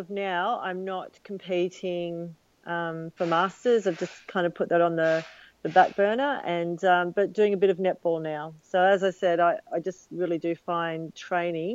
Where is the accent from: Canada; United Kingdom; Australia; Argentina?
Australia; Sydney, New South Wales; also born or lived in United States; as a youngster I was a member of Manly life saving clubs